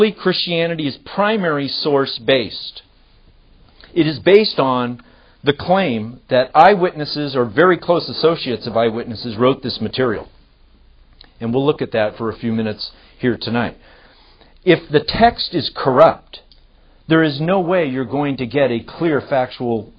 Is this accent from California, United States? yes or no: yes; California, United States; I'm from California